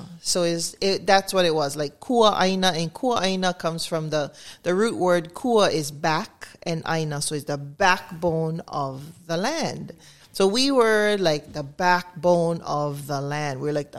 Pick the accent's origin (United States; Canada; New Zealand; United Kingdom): United States; Hana, Hawaii; we moved to Hana to, you know, live with my grandma, my mom's mom, and Malama her. So from five, I was there. That's what I grew up and that's what I know. And so growing up in Hana, going to Hana school, public school, Hana Dragons, green and gold.